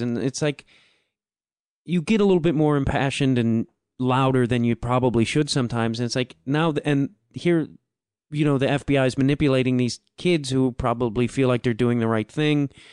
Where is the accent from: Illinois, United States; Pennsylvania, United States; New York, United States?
Illinois, United States; Chicago; I'm from Chicago